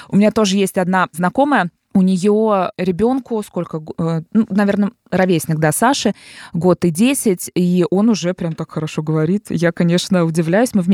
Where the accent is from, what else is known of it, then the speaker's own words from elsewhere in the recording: Dubna, Moscow Oblast, Russia; я из Подмосковья